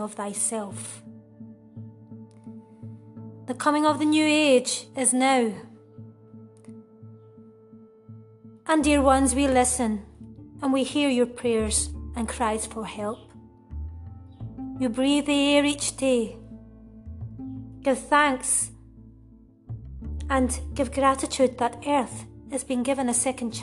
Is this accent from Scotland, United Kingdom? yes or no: yes; Uddingston, Scotland, United Kingdom; moved away as an adult; now in Spain; I'm originally from Uddingston, which is in Lanarkshire, just outside Glasgow city centre. I moved to Spain around 14 years ago